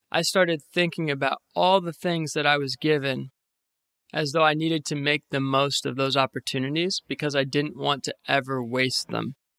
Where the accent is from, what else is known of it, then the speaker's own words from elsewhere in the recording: Northern Virginia, United States; moved away as an adult; now in New York City, United States; I was born and raised in Northern Virginia, about forty minutes west of Washington, D C. I grew up in the same house my whole life